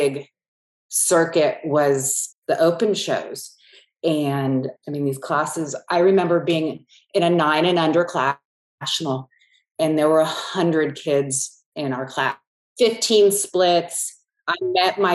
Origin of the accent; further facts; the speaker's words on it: San Francisco Bay Area, California, United States; I grew up in the San Francisco Bay Area where there were no horses.